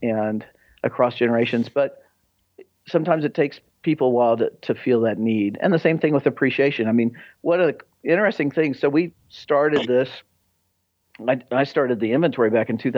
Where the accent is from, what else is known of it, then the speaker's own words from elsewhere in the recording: United States; I grew up outside of Kansas City and, you know, Midwestern